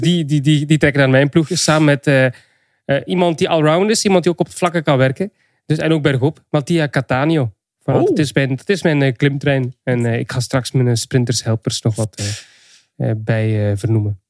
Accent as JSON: {"language": "Dutch", "region": "Flanders", "country": "Belgium", "said": "Ik ben een Vlaming"}